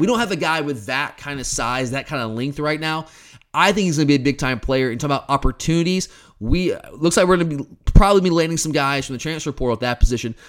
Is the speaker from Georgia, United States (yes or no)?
yes; Lilburn, Georgia, United States; also born or lived in Atlanta, Georgia / Snellville, Georgia; I grew up in Lilburn, uh, for the most part, and then I moved to Snellville when I was, what, in sixth grade, and lived in Snellville till I went to college